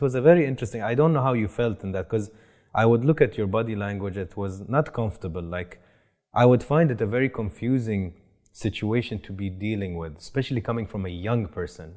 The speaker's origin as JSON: {"language": "English", "town": "Boston", "region": "Massachusetts", "country": "United States", "said": "I'm a Bostonian"}